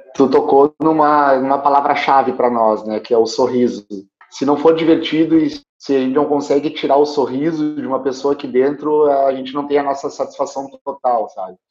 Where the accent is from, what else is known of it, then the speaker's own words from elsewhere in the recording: Alegrete, Rio Grande do Sul, Brazil; Eu estudei sempre em escola pública, eu sou do interior do Rio Grande do Sul, né? eu sou de Alegrete